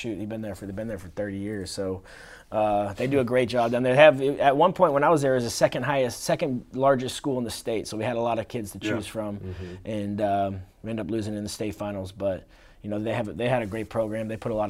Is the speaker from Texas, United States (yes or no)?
yes; Houston, Texas, United States; I came from Texas, Houston. My dad's a high school football coach in Texas, so I've been in locker rooms and on the fields my whole life.